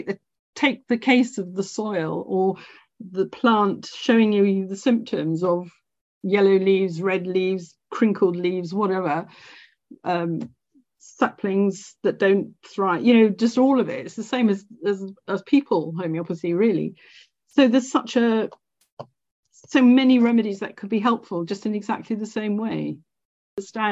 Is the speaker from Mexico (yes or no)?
no; Scotland, United Kingdom; I'm Scottish